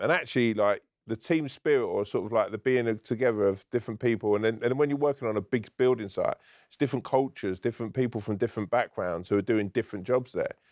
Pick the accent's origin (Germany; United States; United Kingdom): United Kingdom; London; also born or lived in Ireland (family)